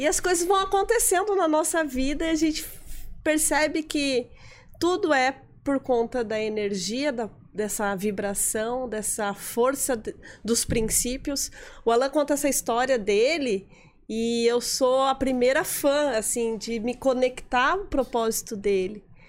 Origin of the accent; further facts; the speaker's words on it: Fartura, São Paulo, Brazil; moved away as an adult; now in Florianópolis, Brazil; Eu sou do interior de São Paulo. Nasci numa cidade pequenininha que eu amo muito, chama Fartura